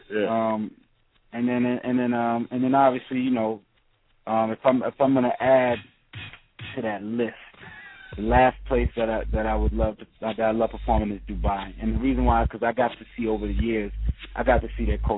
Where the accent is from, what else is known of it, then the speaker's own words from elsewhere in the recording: New York City, New York, United States; I'm from the Heights. I'm from Uptown.